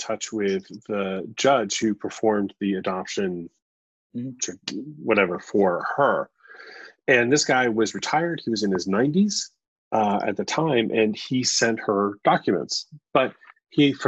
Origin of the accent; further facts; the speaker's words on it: New York, United States; I was born in New York